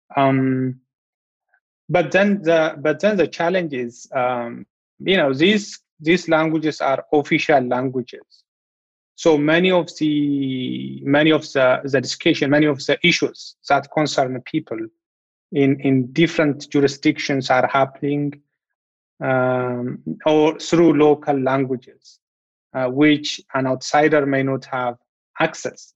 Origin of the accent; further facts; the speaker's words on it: Ethiopia; first language Amharic; English is a second language; my home country, Ethiopia.